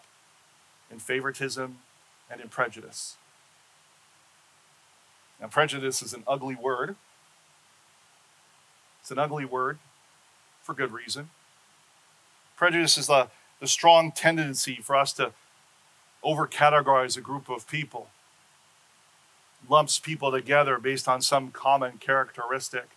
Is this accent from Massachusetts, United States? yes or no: no; Seattle, Washington, United States; moved away; my home state of Seattle